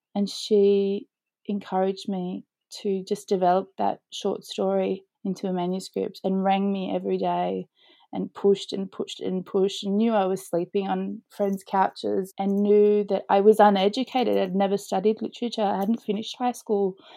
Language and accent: English; Australia; growing up in Australia in the 1980s, 90s